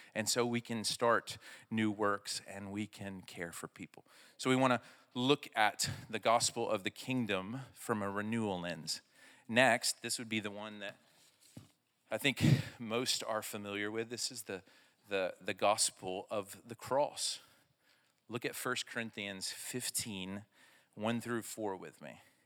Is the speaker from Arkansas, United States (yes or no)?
yes; Arkansas, United States; I'm from Arkansas